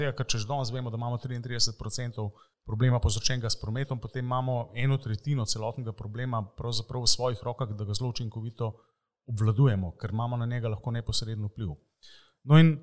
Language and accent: Slovenian; Slovenia